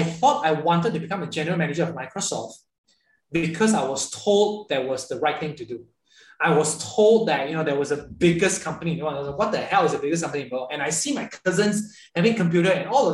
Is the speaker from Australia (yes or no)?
no; Ipoh, Perak, Malaysia; moved away as an adult; 17 years of my life, I've actually never been out of my little kind of like kampung in Ipoh.